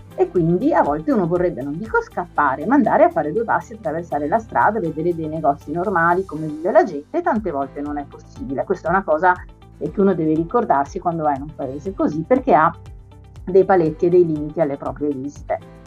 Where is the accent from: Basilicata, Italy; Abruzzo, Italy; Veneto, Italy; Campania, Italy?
Veneto, Italy; Venice; Io sono una tamestre che è quel posto vicino a Venezia dove si arriva e si parte normalmente, un luogo di passaggio che permette a tutti noi mestrini